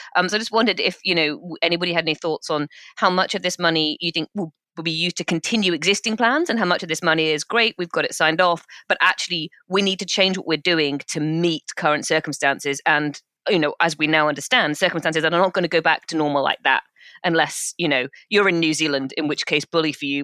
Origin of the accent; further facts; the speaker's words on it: United Kingdom; we're British